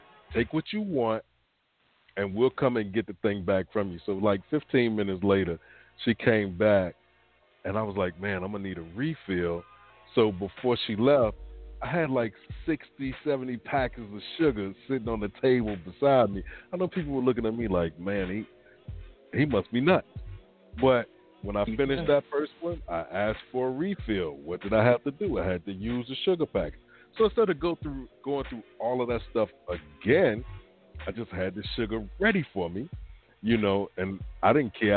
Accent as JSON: {"language": "English", "region": "the South", "country": "United States", "tie": "born or raised there", "said": "I grew up in the South"}